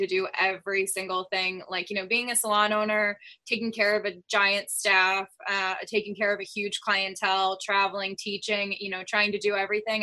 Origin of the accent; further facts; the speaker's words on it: Connecticut, United States; I'm born and raised in Connecticut